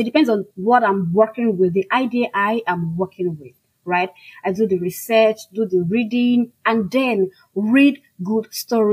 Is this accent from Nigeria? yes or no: yes; Nigeria; first language Igbo; English is a second language; I am African. I'm Nigerian, I'm a full-fledged Igbo woman